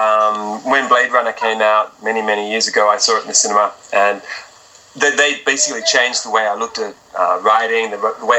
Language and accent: English; Melbourne, Victoria, Australia; moved away as an adult; also born or lived in London / Tokyo; now in Japan; it's my hometown.